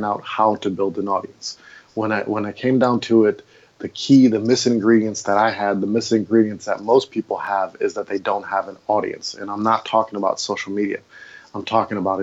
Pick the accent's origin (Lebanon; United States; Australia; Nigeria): United States; Milwaukee, Wisconsin; moved away as an adult; also born or lived in Maui, Hawaii; I grew up in Milwaukee, Wisconsin, and I lived there for 30 odd years of my 36 years of life.